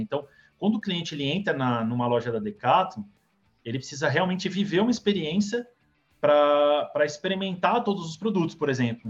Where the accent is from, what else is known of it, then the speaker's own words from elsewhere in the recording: Santos, São Paulo, Brazil; Eu vim de Santos, Lucas, é, nasci lá